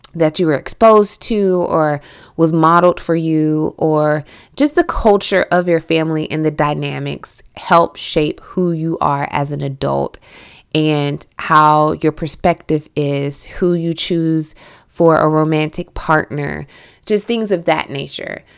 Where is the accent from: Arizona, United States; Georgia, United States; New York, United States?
Georgia, United States; Milledgeville; accent: southern; moved away; I am from Central Georgia, Millet Hill, Georgia, and I was raised kind of like in Southern culture.